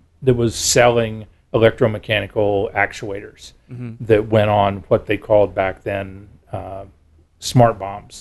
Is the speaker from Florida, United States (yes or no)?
yes; Florida, United States; moved away; I grew up in Florida